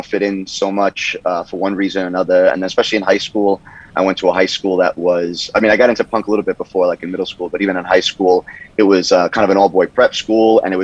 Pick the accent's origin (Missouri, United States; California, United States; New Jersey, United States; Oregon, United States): New Jersey, United States; Monmouth County; also born or lived in Brooklyn, New York; I grew up in Central Jersey, like Monmouth County